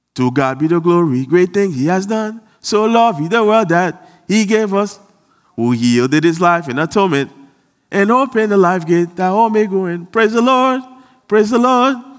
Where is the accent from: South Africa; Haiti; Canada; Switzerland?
Haiti; I'm from Haiti and I'm proud